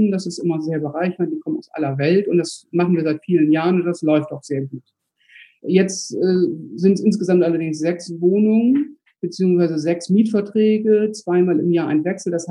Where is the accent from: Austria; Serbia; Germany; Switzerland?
Germany; Bremen; Ich komme aus Bremen, bin 45 Jahre alt, habe drei Kinder.